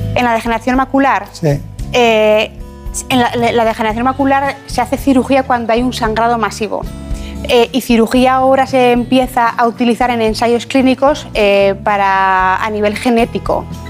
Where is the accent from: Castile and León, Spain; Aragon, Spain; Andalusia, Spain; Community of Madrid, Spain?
Aragon, Spain; Ejea de los Caballeros; also born or lived in Zaragoza; yo nací en Zaragoza, pero soy de un pueblo que se llama Gea de los Caballeros